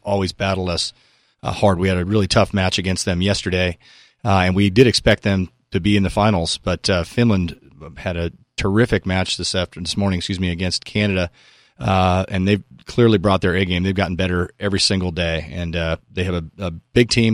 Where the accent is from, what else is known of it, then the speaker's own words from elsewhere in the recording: Newport Beach, California, United States; I grew up in Southern California on the beaches